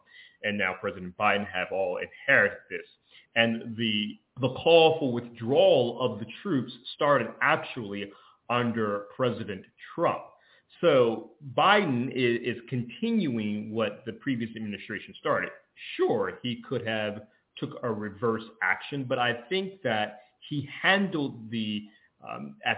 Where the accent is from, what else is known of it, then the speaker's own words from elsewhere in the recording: Georgia, United States; my home state of Georgia